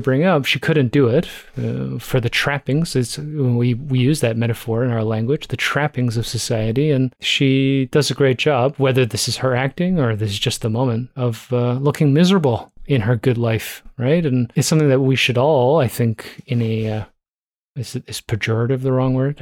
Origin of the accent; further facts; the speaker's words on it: Toronto, Ontario, Canada; I grew up in Toronto